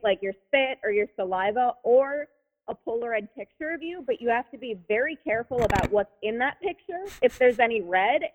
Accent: Wisconsin, United States; now in Minneapolis, United States; we're currently in Minneapolis. We're just from Wisconsin

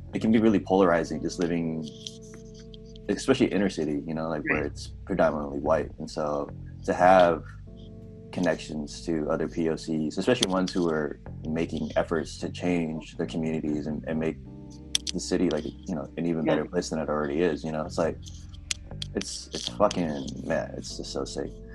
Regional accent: San Jose, California, United States; now in Portland, United States; from where I'm from, San Jose, like we're both from Cali

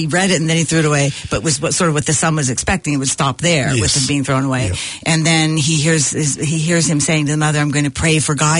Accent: United States; I'm American

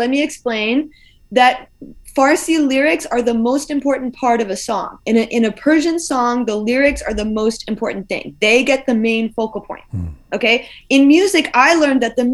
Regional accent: United States; The ears that I grew up with in America

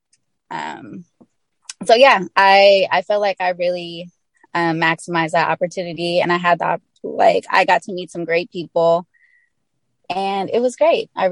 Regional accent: the Bay Area, California, United States; I'm from the Bay Area

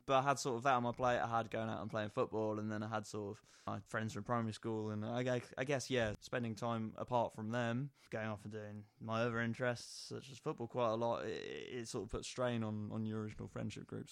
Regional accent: Nottingham, East Midlands, United Kingdom; growing up in Nottingham

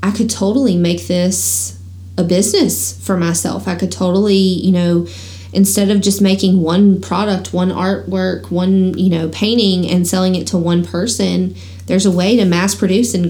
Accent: the South, United States; growing up in the South

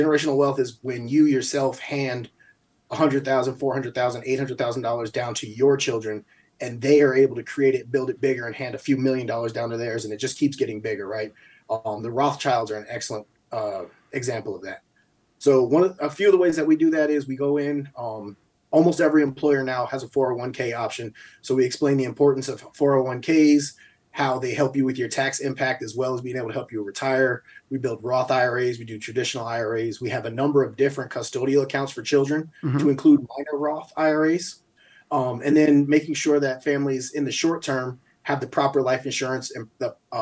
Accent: Albany, United States; moved away; also born or lived in New Mexico; growing up in Albany, we got a lot of family members

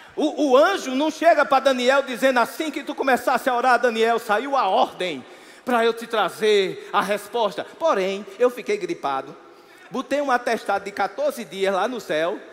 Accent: Campina Grande, Paraíba, Brazil; eu sou nascido e criado em Campina Grande

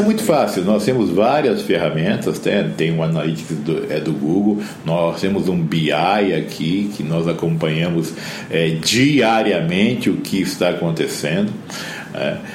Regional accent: Campo Grande, Mato Grosso do Sul, Brazil; eu sou de Campo Grande, no Mato Grosso do Sul

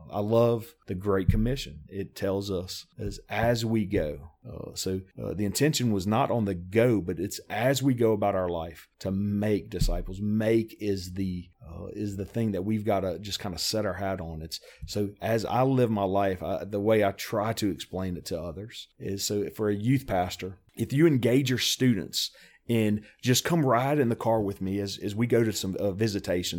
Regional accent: South Louisiana, United States; moved away as an adult; now in Tennessee, United States; I was born and raised in South Louisiana. Uh, I'm a, a Cajun through and through.

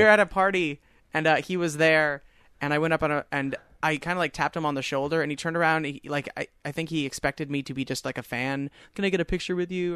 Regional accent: Long Island, New York, United States; I said, Long Island.

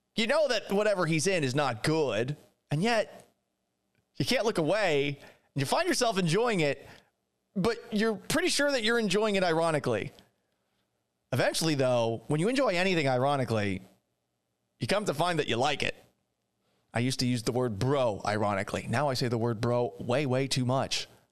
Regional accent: Boston, Massachusetts, United States; moved away; also born or lived in Seattle / Houston; I grew up in Boston.

